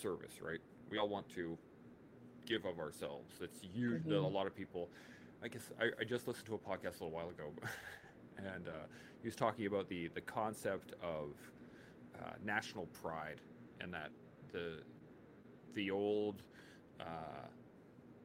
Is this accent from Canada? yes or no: yes; Canada; as a Canadian child at the time, 18 to 19 years old